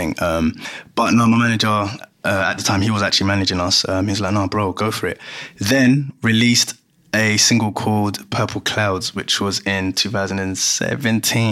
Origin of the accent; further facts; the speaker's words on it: London, United Kingdom; I'm from Greenwich